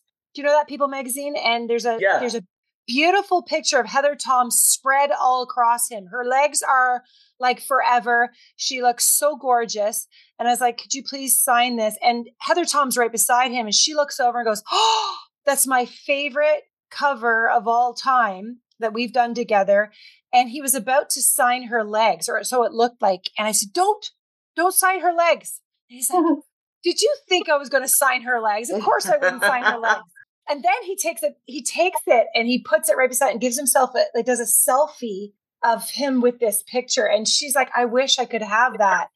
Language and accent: English; Canada; I'm Canadian